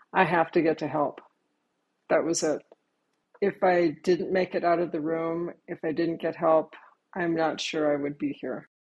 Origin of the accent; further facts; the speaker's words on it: Virginia, United States; I am from Virginia